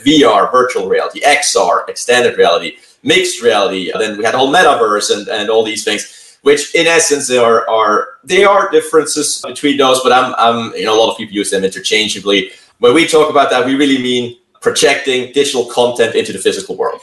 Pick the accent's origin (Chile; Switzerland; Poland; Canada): Switzerland; now in Santa Clara, United States; originally from Switzerland. Now I'm calling in from the San Francisco Bay Area. Live mm-hmm. now in Santa Clara, or have been for a few years